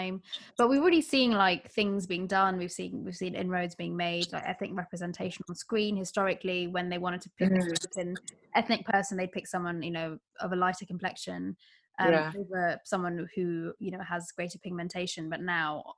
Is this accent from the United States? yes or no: no; United Kingdom; a British Bangladeshi woman myself